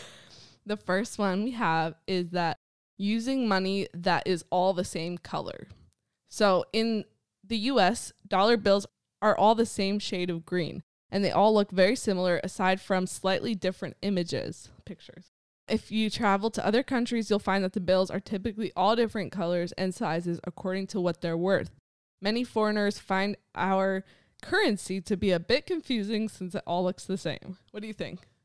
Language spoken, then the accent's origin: English; United States; now in Ashkelon, Israel; I'm from America